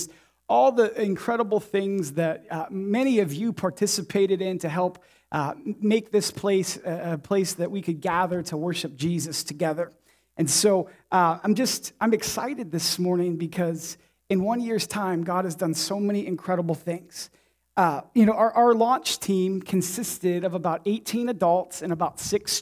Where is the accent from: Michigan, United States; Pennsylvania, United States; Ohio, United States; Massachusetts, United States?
Ohio, United States; Warren; moved away as an adult; also born or lived in Champion, Ohio / Indianapolis, Indiana; You know, I grew up here. I'm from Warren. I'm a byproduct of this town, this city. I grew up in Champion, graduated class of 05.